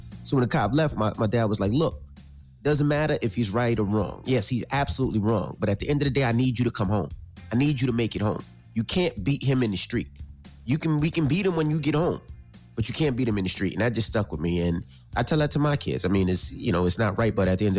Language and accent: English; Queens, New York, United States; growing up in Queens, I was like, you know, it was more community.